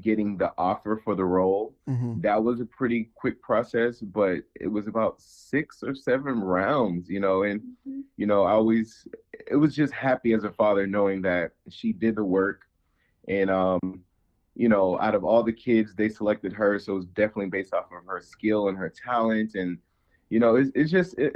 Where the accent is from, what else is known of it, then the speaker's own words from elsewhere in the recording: Ohio, United States; moved away; also born or lived in New York City; I grew up in Ohio, and it was a small time, you know, little town, not many opportunities in this field